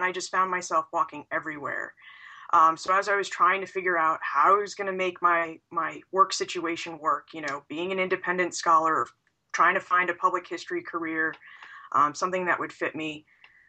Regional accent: New Hampshire, United States; moved away as an adult; also born or lived in California; now in Boston, United States; I grew up in New Hampshire

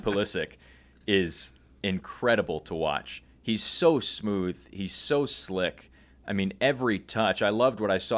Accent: United States; we as American sports fans

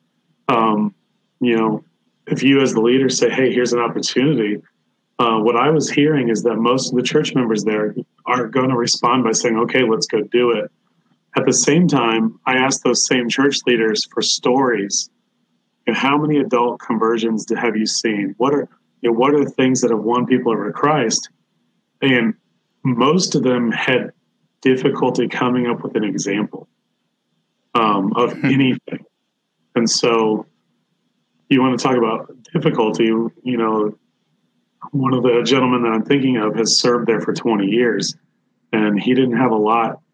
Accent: United States; as an American

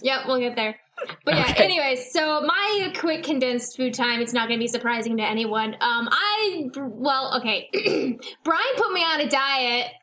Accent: Houston, Texas, United States; moved away; I grew up in Houston and I lived there for uh, like 11 years. And I haven't lived there for the past six or something

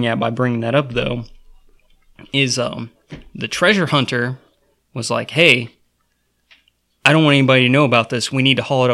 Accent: United States; As the American people

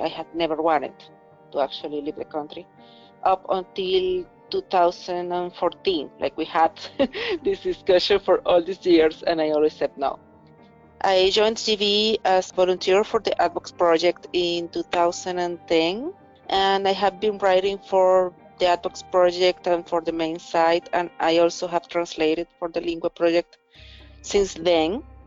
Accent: Venezuela; moved away as an adult; I spent my whole life in Venezuela up until January of this year.

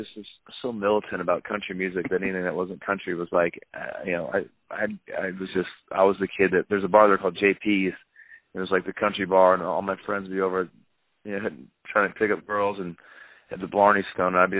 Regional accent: Arizona, United States; moved away; also born or lived in Vermont / Nashville; growing up in Arizona with my dad

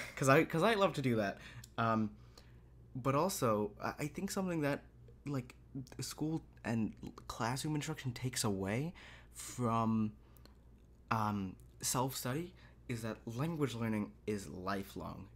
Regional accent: United States; We're from America

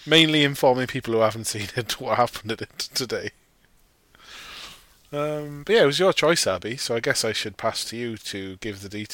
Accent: Wales, United Kingdom; we're from Wales

